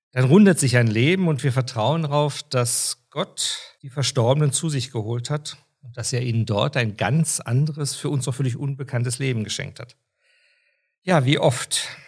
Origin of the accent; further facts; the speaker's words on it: Austria; Bei uns in Österreich ist diese Bezeichnung schon sehr, sehr lange in der Kirche üblich.